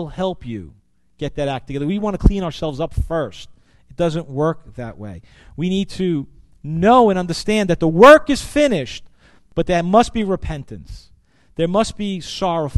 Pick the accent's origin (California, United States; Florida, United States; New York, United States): New York, United States; New York City; growing up in Brooklyn